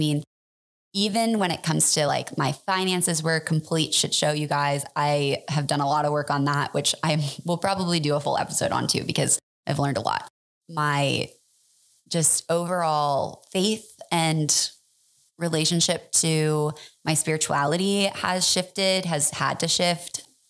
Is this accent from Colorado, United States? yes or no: yes; Superior, Colorado, United States; also born or lived in Boulder; I grew up in Boulder, but more specifically, I grew up in Superior. I went to high school there.